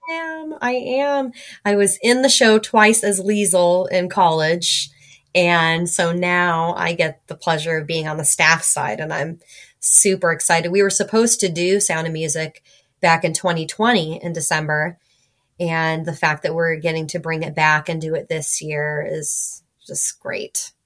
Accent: California, United States; moved away; I grew up in California

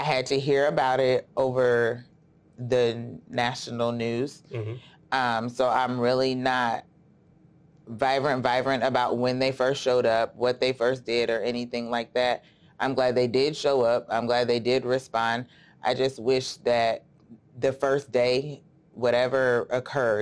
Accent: Davenport, Iowa, United States; I was born and raised in Davenport, Iowa

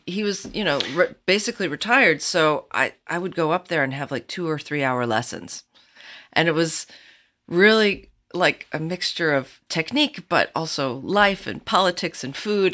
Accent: Jackson, Michigan, United States; also born or lived in Richmond / New York City; now in Iowa City, United States; I grew up in Jackson, Michigan

